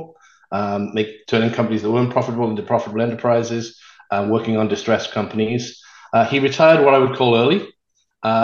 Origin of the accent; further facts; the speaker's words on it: Newport, Wales, United Kingdom; moved away as an adult; also born or lived in Europe; now in United States; I was born and raised in Newport, born in Pill, raised in Ringland